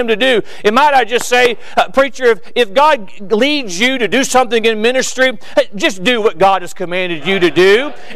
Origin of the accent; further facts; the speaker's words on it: Florida, United States; I'm from Florida